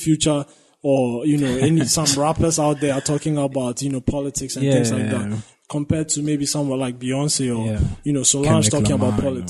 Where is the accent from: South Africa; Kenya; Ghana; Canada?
Ghana; As a Ghanaian, it felt like I could relate to a lot of things in that sense